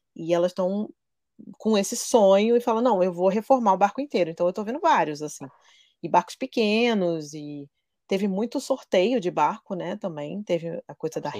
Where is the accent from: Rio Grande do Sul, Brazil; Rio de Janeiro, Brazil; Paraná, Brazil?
Rio de Janeiro, Brazil; moved away as an adult; also born or lived in São Paulo / Angra dos Reis; sou carioca, apesar de nos últimos 11 anos eu ter morado em São Paulo